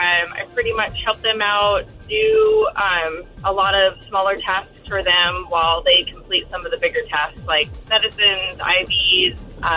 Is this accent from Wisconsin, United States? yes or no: no; Idaho, United States; now in Seattle, United States; I grew up in Idaho